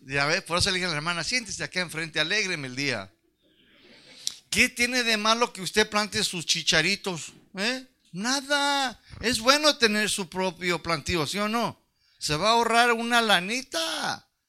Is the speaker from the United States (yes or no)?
yes; United States; accent: pocho; Mi español no lo domina las palabras largas soy un pocho, un chicano